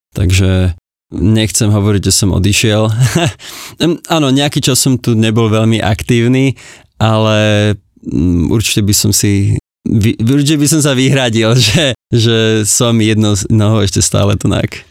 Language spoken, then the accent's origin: Slovak; Slovakia; moved away as an adult; also born or lived in Oxford, United Kingdom